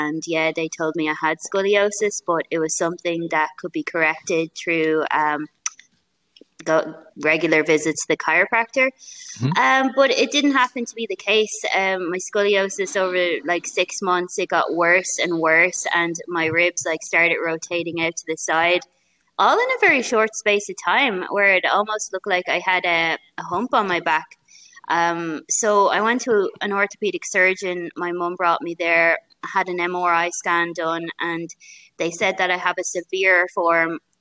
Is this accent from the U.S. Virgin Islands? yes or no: no; Rush, Leinster, Ireland; I have a gym here in my hometown of Rush where I train people